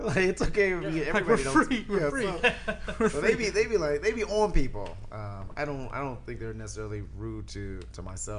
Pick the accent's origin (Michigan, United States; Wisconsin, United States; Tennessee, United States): Michigan, United States; Detroit; now in Arizona, United States; I'm from Detroit, and I talk like this.